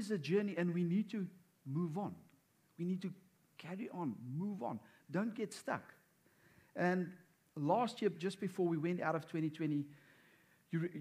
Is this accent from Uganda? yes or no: no; South Africa; moved away; we are from South Africa